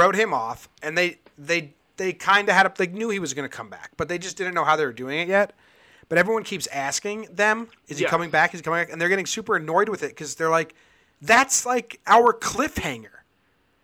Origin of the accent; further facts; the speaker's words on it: Newtown, Connecticut, United States; I'm from Newtown, Connecticut